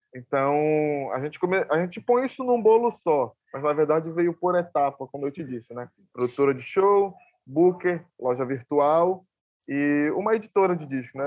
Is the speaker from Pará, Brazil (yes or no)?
yes; Ananindeua, Pará, Brazil; sempre estive aqui, nasci aqui, me criei